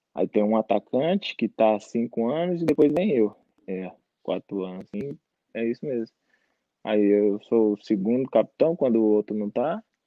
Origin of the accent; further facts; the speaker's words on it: Goiânia, Goiás, Brazil; moved away; also born or lived in Brasília / Belo Horizonte; eu nasci em Brasília, mas morei, fui para Goiânia novo e depois fui para Belo Horizonte. fiquei em Belo Horizonte quatro anos